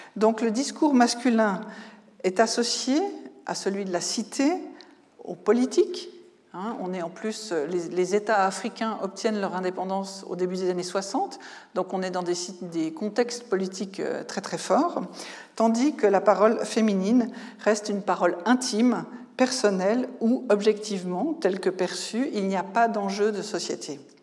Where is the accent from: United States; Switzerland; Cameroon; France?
Switzerland; en tant que Suisse